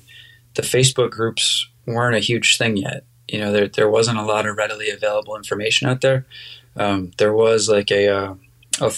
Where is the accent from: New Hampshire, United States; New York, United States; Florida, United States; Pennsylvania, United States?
New Hampshire, United States; also born or lived in Cape Cod, Massachusetts; I grew up in New Hampshire. I was born on Cape Cod, but my family moved up to the Lake Winnipesaukee area when I was about 5 years old, so I definitely consider myself a New Hampshire kid.